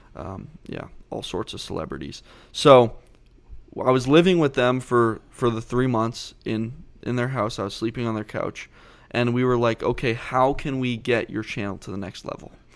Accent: Southborough, Massachusetts, United States; I grew up right outside of Boston, about twenty miles outside Boston West, and, um, in a small town called Southborough, Massachusetts.

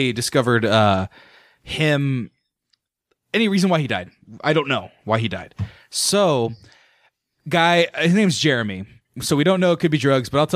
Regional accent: Fresno, California, United States; also born or lived in Santa Barbara, California; I went to high school in Hoover High in Fresno, California.

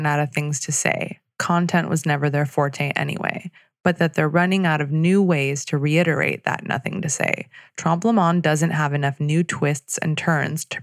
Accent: Torrance, California, United States; my hometown of Torrance, California

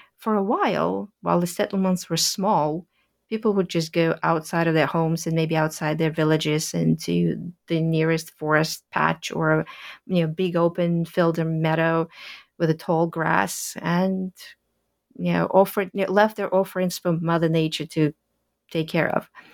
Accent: Kazan, Tatarstan, Russia; moved away; I grew up in Russia in a city called Kazan, about four hundred miles northeast of Moscow

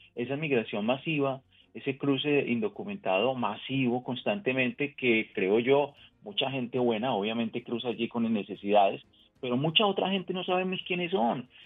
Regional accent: Colombia; now in United States; nací en otro país, nací en Colombia en este caso, y sigo pendiente de lo que pasa en mi país de origen

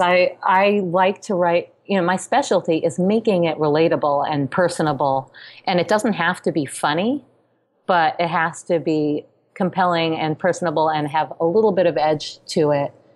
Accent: New York City, New York, United States; growing up in New York City

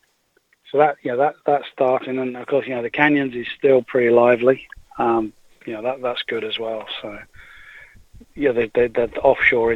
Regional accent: England, United Kingdom; moved away; I'm English

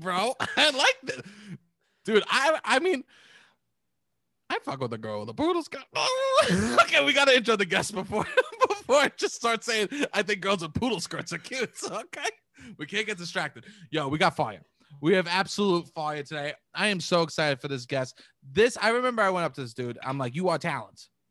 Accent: New York City, New York, United States; as being, like, a New York kid, especially because I was from Staten Island

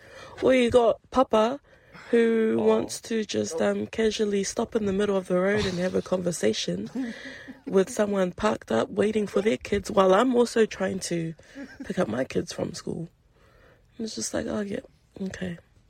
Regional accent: Flaxmere, Hawke's Bay, New Zealand; also born or lived in South Auckland; now in Auckland, New Zealand; I'm originally from Hawke's Bay, Flaxmere, so pretty small town. And I have been living in Auckland since 2016.

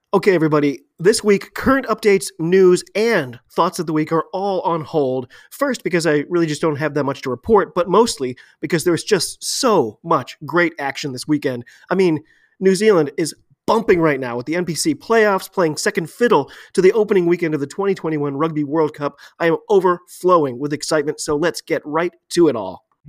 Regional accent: United States; I'm an American rugby fan

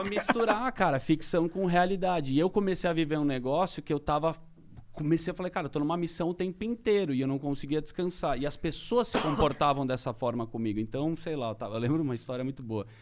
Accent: Brazil; eu sou do Brasil

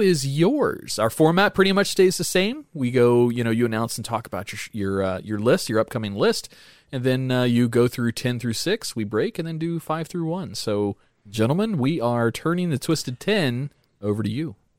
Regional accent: Boone, North Carolina, United States; I was born in Boone, North Carolina

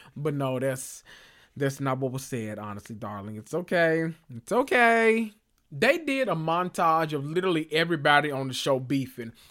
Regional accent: Memphis, Tennessee, United States; I'm from Memphis.

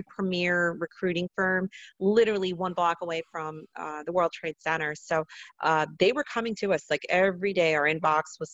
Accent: New Jersey, United States; I grew up in North Jersey, right outside New York City

